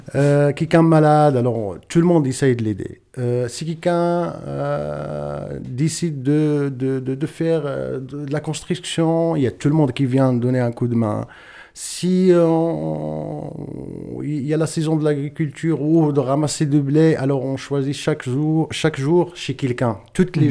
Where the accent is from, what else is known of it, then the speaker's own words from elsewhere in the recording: Ait Milk, Chtouka Ait Baha province, Souss-Massa, Morocco; moved away as an adult; now in Lausanne, Switzerland; ma naissance, c'est au Maroc, dans une région berbère ou amazir, comme on dit, très exactement, province Chtukaitba, commune Aitmirk et mon village qui s'appelle Igora